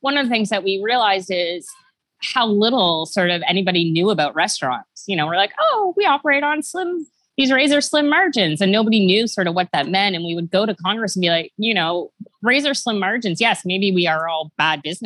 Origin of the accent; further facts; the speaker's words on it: Ottawa, Ontario, Canada; also born or lived in Toronto; I was born in Ottawa, JP. Ottawa, but I moved to Toronto when I was 11